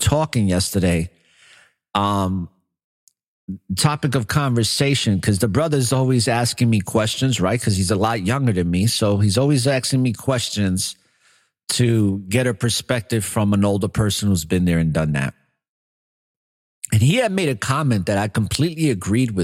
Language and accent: English; New York City, New York, United States; moved away; growing up in New York City